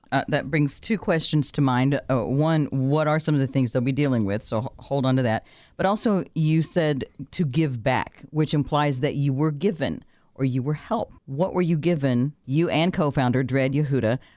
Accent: Louisville, Kentucky, United States; I'm from Louisville, Kentucky.

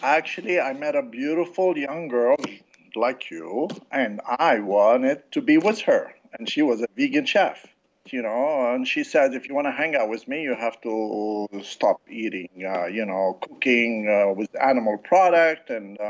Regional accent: Casablanca, Casablanca-Settat, Morocco; moved away; also born or lived in France; I was raised in Casablanca and France. My parents, they're Lebanese, and I've been in this country for over 40 years.

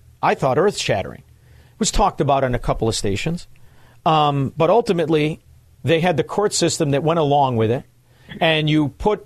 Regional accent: Chicago, Illinois, United States; I grew up in Chicago, and it's a fascinating place, really is.

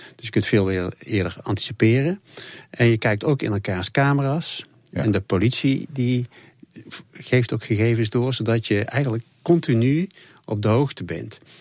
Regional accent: Tilburg, North Brabant, Netherlands; ik ben zelf een Tilburger

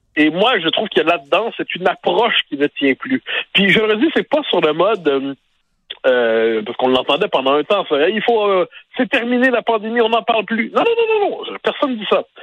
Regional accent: Quebec, Canada; On est des Québécois

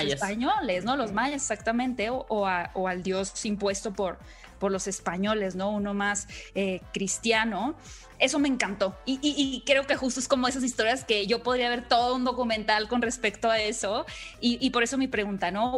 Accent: Sonora, Mexico; el estado de Sonora, de donde soy yo

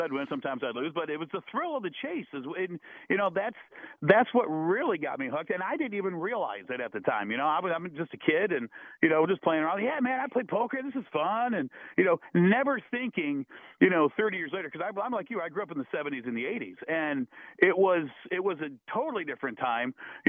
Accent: Toledo, Ohio, United States; I grew up in Toledo, Ohio

